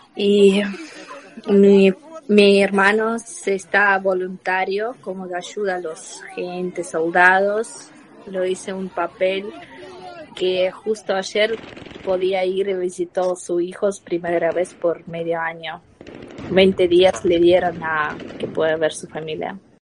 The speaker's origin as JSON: {"language": "Spanish", "country": "Ukraine", "second_language": "Spanish", "moved": "yes", "said": "como todos ucranianos"}